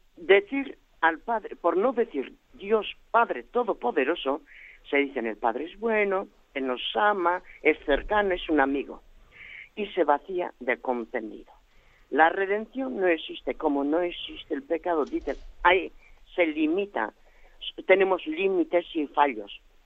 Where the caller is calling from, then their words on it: Gipuzkoa, Basque Country, Spain; llamo desde Guipúzcoa